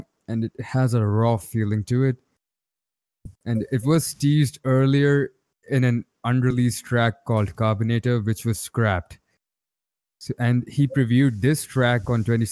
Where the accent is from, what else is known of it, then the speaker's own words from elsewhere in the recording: Rajasthan, India; I'm a computer science and engineering student from Rajasthan